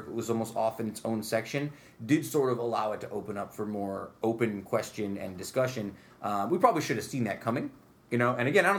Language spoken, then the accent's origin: English; Utica, New York, United States; I was a Proctor guy